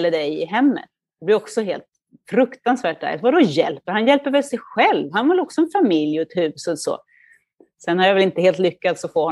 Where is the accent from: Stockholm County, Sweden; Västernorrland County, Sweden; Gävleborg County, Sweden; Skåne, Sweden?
Stockholm County, Sweden; Duvnäs; now in Milan, Italy; jag växte upp i, i Duvnäs då och cyklade till skolan